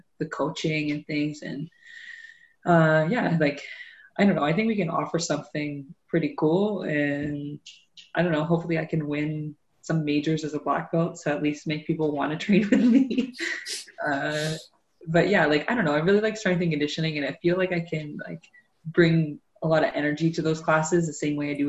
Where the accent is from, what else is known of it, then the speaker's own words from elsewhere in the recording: Newcastle, Ontario, Canada; I grew up in Newcastle. That's part of Durham